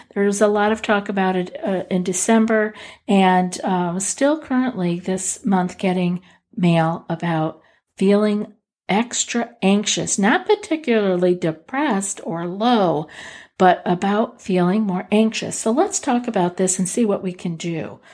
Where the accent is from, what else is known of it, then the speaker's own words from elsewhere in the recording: Northeast, United States; I'm from the Northeast